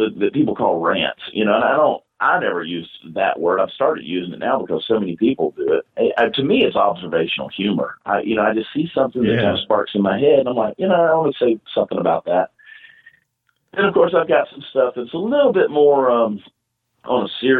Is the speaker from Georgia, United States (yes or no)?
yes; Augusta, Georgia, United States; now in Texas, United States; I'm originally from Augusta, Georgia